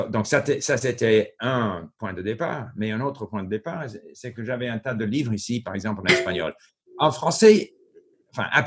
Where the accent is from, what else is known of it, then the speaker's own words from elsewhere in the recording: France; accent: French; il y a eu des moments où j'ai été mal reçu par les Québécois à cause de mon accent plutôt français.